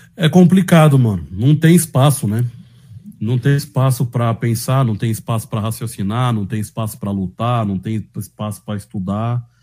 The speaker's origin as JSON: {"language": "Portuguese", "region": "São Paulo", "country": "Brazil", "accent": "paulista da periferia", "said": "eu sou paulista, Sabe, mano? Minha mãe, meu pai, minha família é toda da Bahia"}